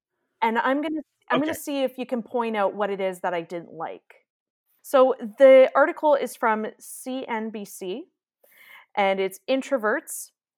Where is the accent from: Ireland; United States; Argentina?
Ireland; an Irish accent always gets me. I don't know if it's just because I'm Irish